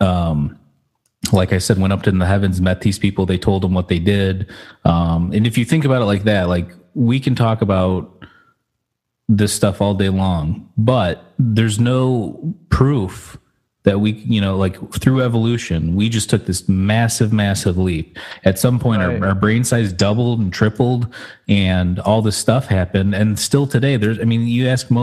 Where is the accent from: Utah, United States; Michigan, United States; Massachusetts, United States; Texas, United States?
Michigan, United States; Detroit; we're from the Detroit area